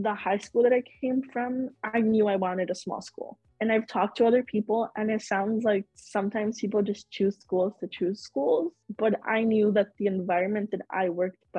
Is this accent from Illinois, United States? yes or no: yes; Chicago, Illinois, United States; I am born and raised in Chicago.